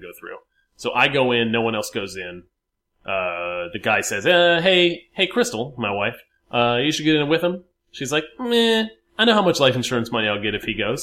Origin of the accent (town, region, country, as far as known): Richmond, Virginia, United States